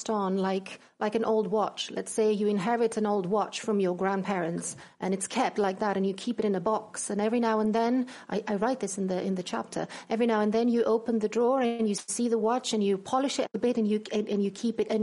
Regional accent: Thessaloniki, Central Macedonia, Greece; English is a second language; now in Scotland, United Kingdom; I was born in Thessaloniki in Greece and I spent my summers in Halkidiki

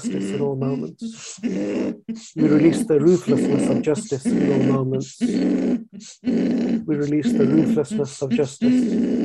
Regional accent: Pakistan; I'm from Pakistan

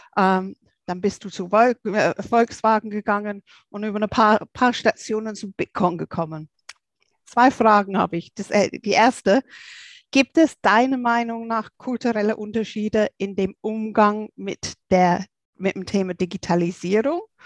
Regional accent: England, United Kingdom; moved away; als Engländerin

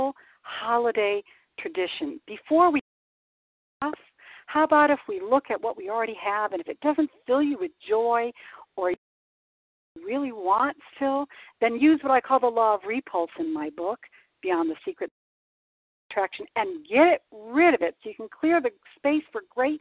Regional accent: Michigan, United States; now in San Diego, United States; I'm from Michigan, and I miss my white Christmas here in San Diego.

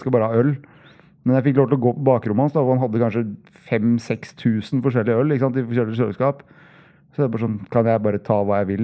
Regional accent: Hamar, Innlandet, Norway; moved away; also born or lived in Oslo; jeg er fra Hamar

